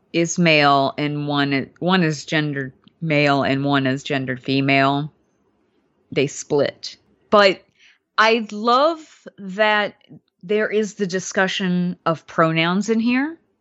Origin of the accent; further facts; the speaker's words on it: Alabama, United States; also born or lived in Louisiana; I grew up in Alabama, but I spent a lot of time in Louisiana, too.